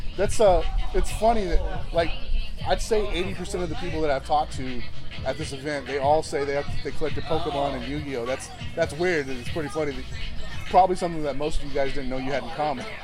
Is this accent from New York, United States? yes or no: no; outside of Fort Worth, Texas, United States; also born or lived in Denver area, Colorado; my hometown, outside of Fort Worth, Texas.